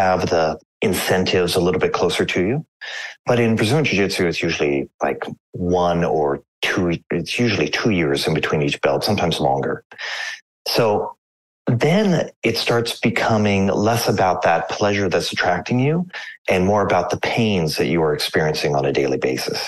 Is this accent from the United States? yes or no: yes; Anchorage, Alaska, United States; I grew up in Anchorage, Alaska